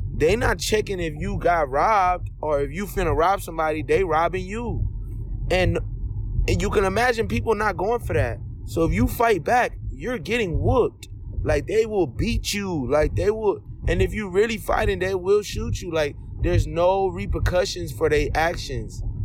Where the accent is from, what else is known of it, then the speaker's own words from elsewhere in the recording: United States; I was born in America, but I'm full-blooded Nigerian. Both my parents Nigerian immigrants.